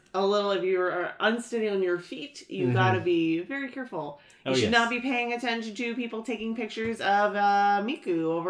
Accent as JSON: {"language": "English", "region": "Massachusetts", "country": "United States", "moved": "yes", "said": "I'm originally from Massachusetts"}